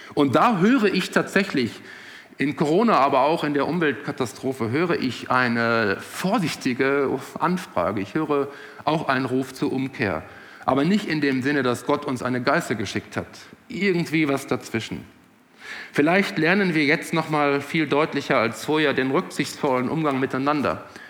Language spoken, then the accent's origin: German; Netherlands; moved away; Ich kann als ehemaliger Holländer sagen, ich war ja kein Deutscher, ich war Holländer